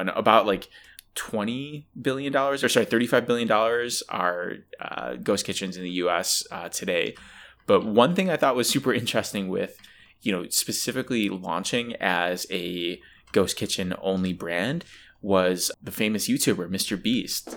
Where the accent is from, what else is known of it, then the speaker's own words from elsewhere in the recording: Buffalo, New York, United States; I'm a snob from Buffalo.